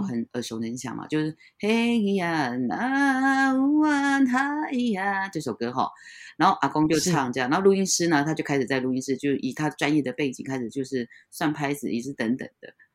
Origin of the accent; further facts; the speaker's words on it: Taiwan; Chinese is a second language; 我们原住民常常会被人家认为是泰国人